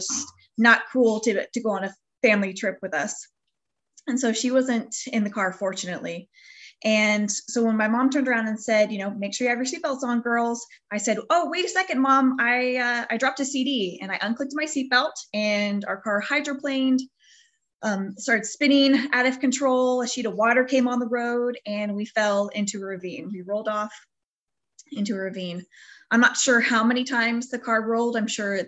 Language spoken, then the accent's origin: English; Northern California, United States; We're from the Northern California area.